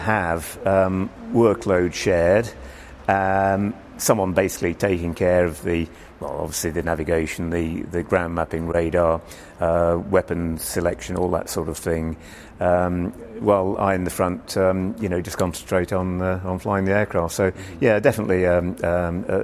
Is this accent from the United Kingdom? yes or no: yes; United Kingdom; myself as a Brit instructor